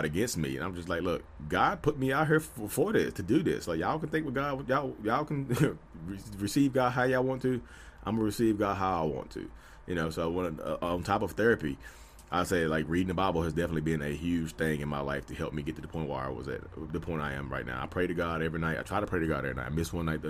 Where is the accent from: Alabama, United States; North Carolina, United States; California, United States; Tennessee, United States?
North Carolina, United States; I'm from North Carolina, I'm a real estate agent, I'm out here